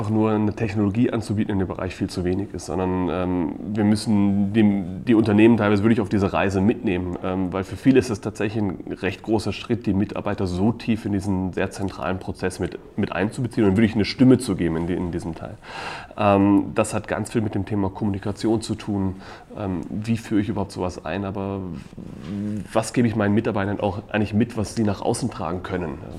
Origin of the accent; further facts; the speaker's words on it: Donaueschingen, Baden-Württemberg, Germany; Ich komme aus dem schönen Donaueschingen okay. ähm, und habe eigentlich bei Kienbaum in Deutschland gestartet, aber dann eigentlich die meiste Zeit in Osteuropa